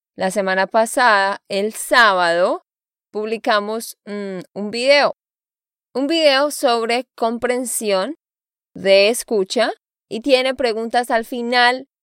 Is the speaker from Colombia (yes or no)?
yes; Santander, Colombia; de Santander, Colombia